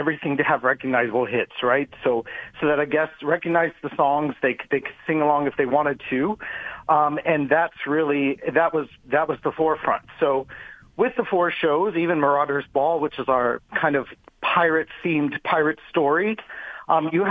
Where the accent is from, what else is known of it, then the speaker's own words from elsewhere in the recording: Orlando, Florida, United States; moved away as an adult; also born or lived in Las Vegas / Tokyo; I'm from Orlando, and you know, Orlando has a lot of things at your fingertips for a young performer, and I got to do a lot growing up with Disney World and all the theme parks